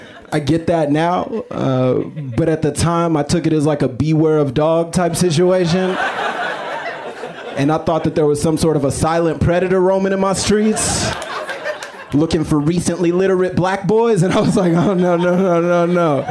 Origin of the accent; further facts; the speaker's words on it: Austin, Texas, United States; I'm from Austin